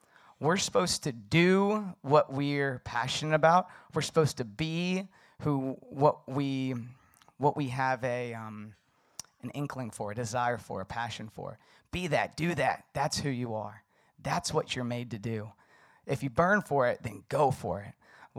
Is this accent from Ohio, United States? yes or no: no; Virginia, United States; So I grew up in the Shenandoah Valley, beautiful mountains. And there's lots of horses, horseback riding.